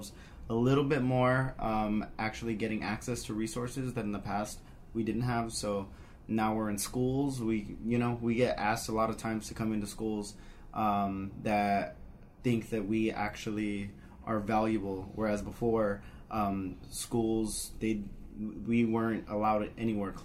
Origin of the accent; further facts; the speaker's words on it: El Paso, Texas, United States; now in Albuquerque, United States; I'm also coming out of Albuquerque, originally from El Paso, Texas